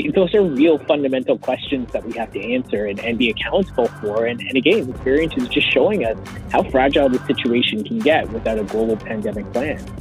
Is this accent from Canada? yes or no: yes; Canada; a Canadian